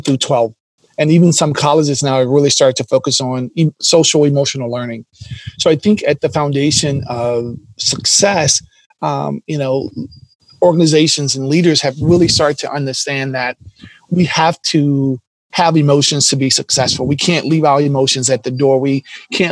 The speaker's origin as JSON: {"language": "English", "region": "the South", "country": "United States", "tie": "born or raised there", "said": "growing up in the South"}